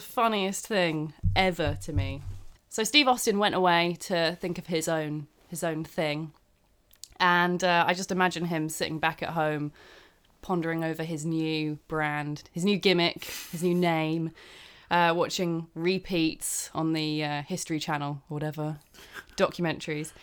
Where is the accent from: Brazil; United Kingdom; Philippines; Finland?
United Kingdom; I'm British